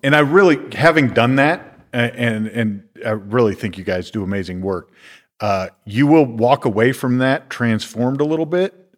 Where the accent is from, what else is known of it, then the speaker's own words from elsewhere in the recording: Iowa, United States; moved away; when I was a teenager growing up in Iowa